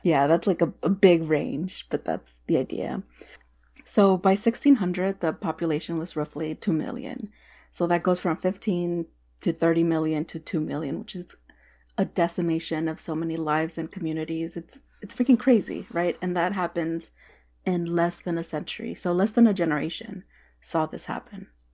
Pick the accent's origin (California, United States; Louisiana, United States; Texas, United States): Texas, United States; moved away; As a Texan